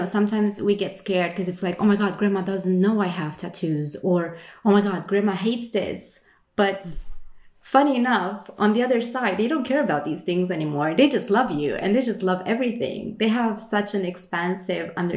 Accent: Romania; now in Sweden; I am from Romania, but I live in Sweden

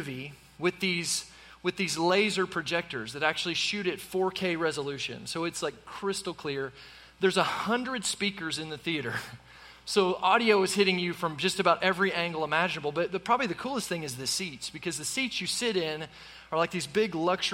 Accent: Tulsa, Oklahoma, United States; I grew up in Tulsa, Oklahoma

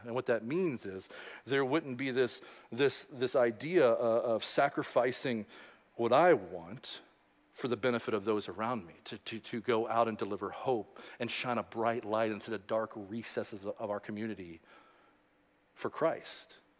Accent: Louisville, Kentucky, United States; growing up in Louisville, Kentucky

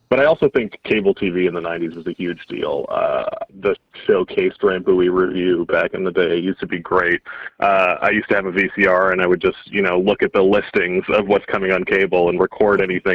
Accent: Edmonton, Alberta, Canada; growing up in Edmonton, we had a dollar theater on Friday nights

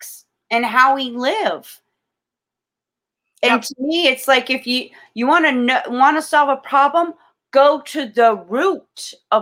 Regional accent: Florida, United States; I'm born and raised in Florida. I'm a Floridian

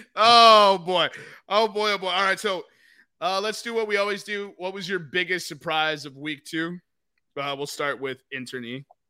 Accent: Texas, United States; I'm from Texas

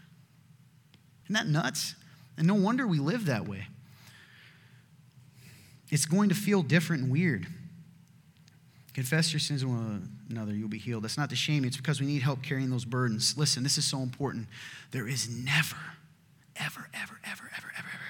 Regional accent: the South, United States; my family, we're from the South

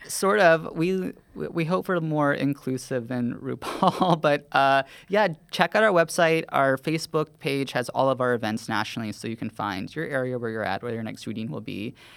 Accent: the South, United States; now in New York, United States; I grew up in a very conservative Southern town

